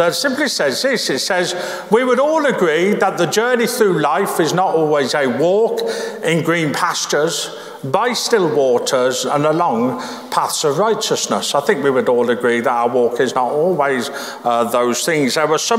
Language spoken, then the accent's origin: English; Birmingham, West Midlands, United Kingdom; Where I grew up in Birmingham